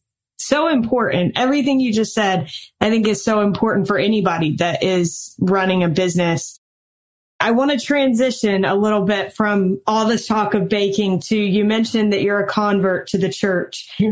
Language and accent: English; the South, United States; And I'm from the South